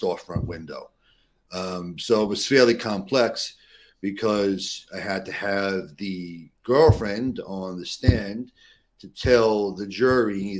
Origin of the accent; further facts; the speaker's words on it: New York City, New York, United States; growing up in New York City, in and around the area here